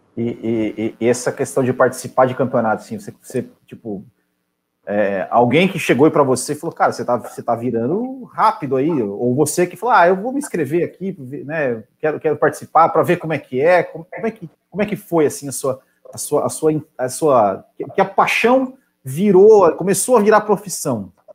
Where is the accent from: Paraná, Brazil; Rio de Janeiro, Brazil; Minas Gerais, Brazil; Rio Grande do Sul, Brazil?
Paraná, Brazil; now in Santa Catarina, Brazil; Eu, eu sou paranaense, mas moro em Santa Catarina